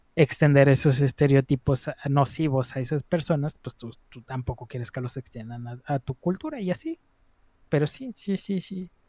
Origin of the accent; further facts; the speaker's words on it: northern Mexico, Mexico; aquí somos, así somos en el norte, somos bien jale, pero también somos bien, bien tomadores